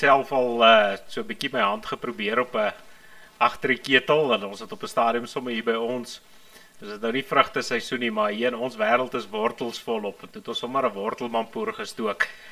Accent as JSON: {"language": "Afrikaans", "region": "Transvaal", "country": "South Africa", "said": "ek kom hier van ek kom hier van Transvaal af"}